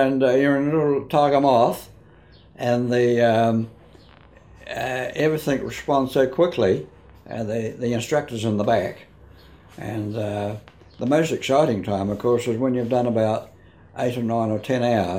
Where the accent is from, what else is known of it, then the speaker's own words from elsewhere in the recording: Wellington, New Zealand; moved away as an adult; now in Tauranga, New Zealand; Grew up in Wellington, educated in Wellington, and when I retired, I came up here when I was about 65.